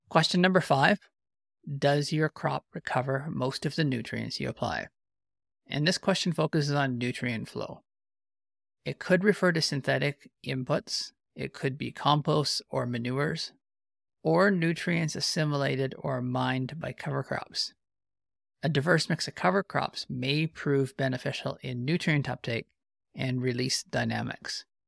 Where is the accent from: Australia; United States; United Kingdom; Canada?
Canada